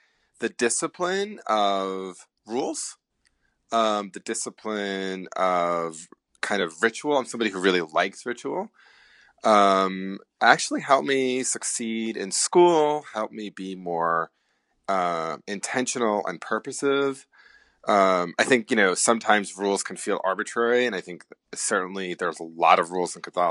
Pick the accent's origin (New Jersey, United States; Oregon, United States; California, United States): New Jersey, United States; I grew up in New Jersey, about 15 miles outside of Manhattan